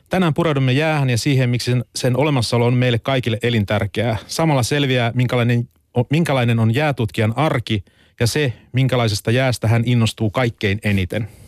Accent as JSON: {"language": "Finnish", "town": "Vaasa", "region": "Ostrobothnia", "country": "Finland", "tie": "born or raised there", "said": "Mä tuun Vaasasta."}